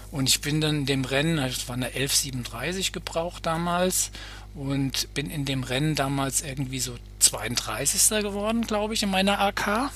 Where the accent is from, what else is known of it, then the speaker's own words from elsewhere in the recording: Bad Nauheim, Hesse, Germany; Ich komme aus Bad Nauheim, das, äh, da habe ich da gewohnt, also Gießener, Frankfurter Ecke